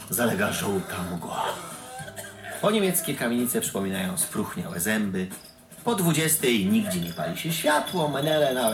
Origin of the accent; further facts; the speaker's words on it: Legnica, Lower Silesian Voivodeship, Poland; Byliście kiedyś w Legnicy? Bo ja z Legnicy jestem. Wyrzucisz chłopaka z Legnicy, ale Legnicy z chłopaka przenigdy.